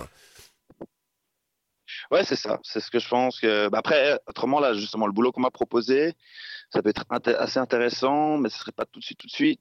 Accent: Switzerland; moved away as an adult; je suis rentré en Suisse quand même euh, par moment, mais euh, ouais, ça fait, que je suis parti de Suisse

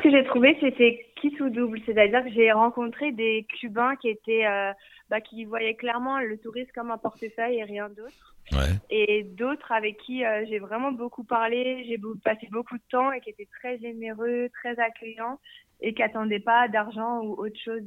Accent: France; moved away as an adult; now in Canada; je suis française, mais je vis au Canada depuis deux ans et demi

